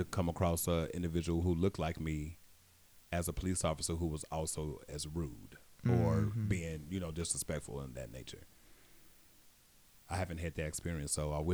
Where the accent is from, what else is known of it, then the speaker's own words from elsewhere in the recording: Gary, Indiana, United States; in my community when I grew up in Gary, Indiana, they looked like me